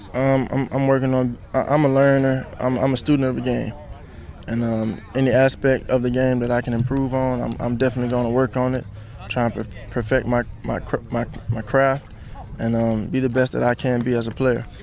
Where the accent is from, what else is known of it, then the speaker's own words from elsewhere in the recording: Texas, United States; I'm from Texas